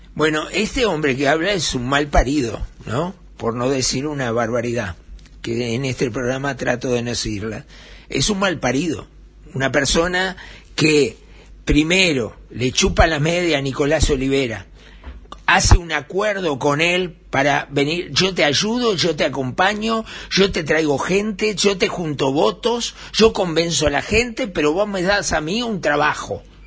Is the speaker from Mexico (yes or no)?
no; Uruguay; en mi Uruguay